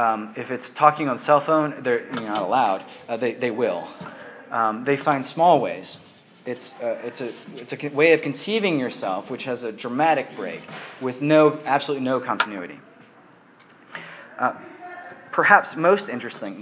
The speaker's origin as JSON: {"language": "English", "country": "United States", "moved": "as an adult", "lives_now": "England, United Kingdom", "said": "I'm living in England right now. I'm an American."}